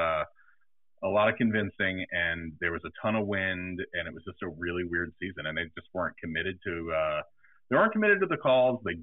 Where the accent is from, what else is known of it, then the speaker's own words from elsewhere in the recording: New York, United States; I grew up in New York with a dad that was a New York City fireman